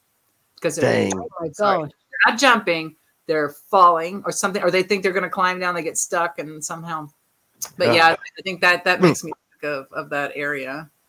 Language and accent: English; United States; accent: American; your American accent is just adorable.